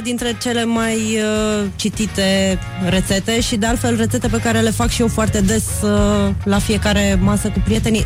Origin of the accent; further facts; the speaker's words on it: Bacău, Bacău County, Romania; moved away; Eu sunt din Moldova